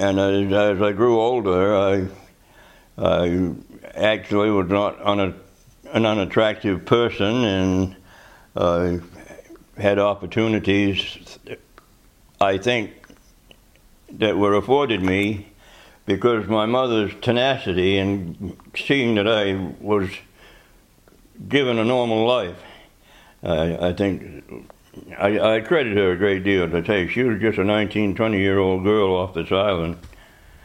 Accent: North Haven, Maine, United States; also born or lived in Camden, Maine; I was born here, right here. Well, I was born on North Haven

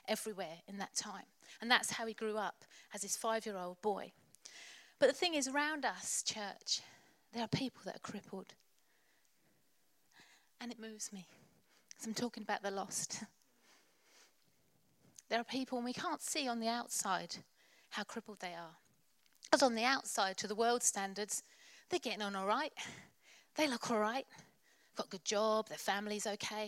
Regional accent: Colchester, East of England, United Kingdom; I've been born and bred in Colchester.

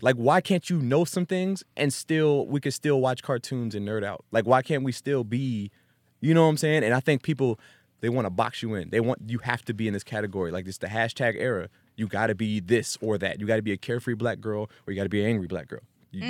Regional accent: East Coast, United States; when I grew up on the East Coast for most of my time with a military family.

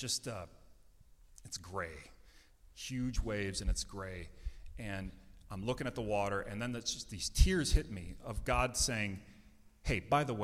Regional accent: Minnesota, United States; I'm some guy from Minnesota

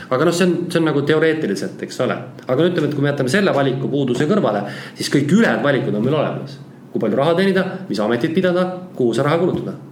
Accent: Tallinn, Harju County, Estonia; born there; also born or lived in countryside; tuhka, ma olen ka maal elanud, kuigi Tallinnas sündinud

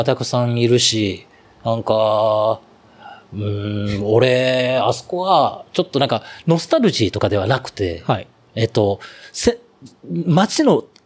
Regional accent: Osaka, Japan; moved away; 僕は出身が大阪なんで

